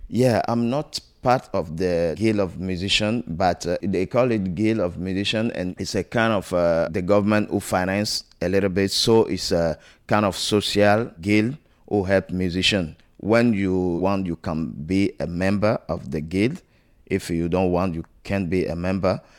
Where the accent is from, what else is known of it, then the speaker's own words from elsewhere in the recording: Togo; moved away; I'm from Togo, West Africa